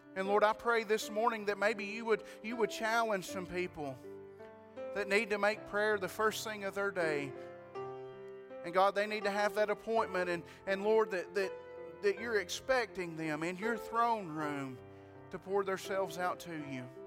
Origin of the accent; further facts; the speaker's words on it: White County, Tennessee, United States; I'm from White County